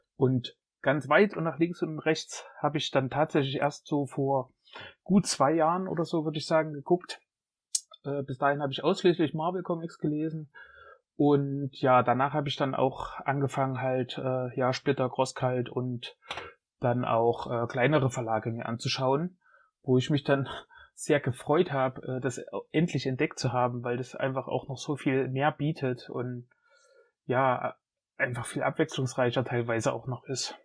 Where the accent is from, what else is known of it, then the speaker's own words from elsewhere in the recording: Jena, Thuringia, Germany; ich bin Jenenser, in Jena geboren, schon immer hier gelebt